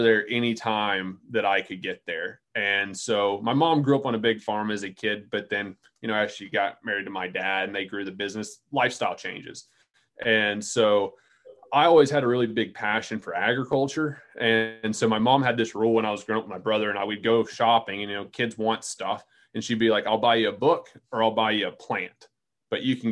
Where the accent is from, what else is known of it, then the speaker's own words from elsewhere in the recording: Central North Carolina, United States; I grew up in Central North Carolina